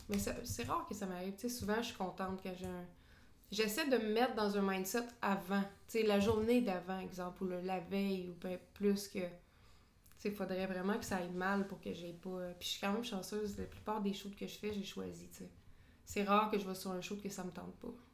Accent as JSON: {"language": "French", "town": "Drummondville", "region": "Quebec", "country": "Canada", "moved": "yes", "lives_now": "Montreal, Canada", "said": "moi, je viens de Drummondville"}